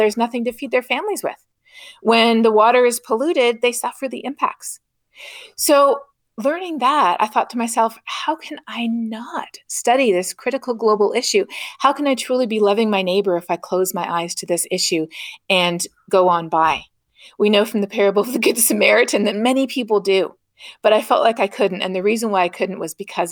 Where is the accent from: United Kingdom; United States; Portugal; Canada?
Canada; growing up in Canada